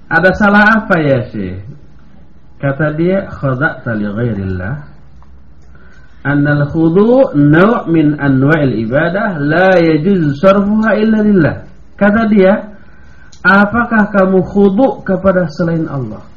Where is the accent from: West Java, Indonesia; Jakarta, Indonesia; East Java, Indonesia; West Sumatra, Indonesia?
West Java, Indonesia; Saya lewat sebagai orang Sunda, saya lewat nyebut punten sambil membungkuk.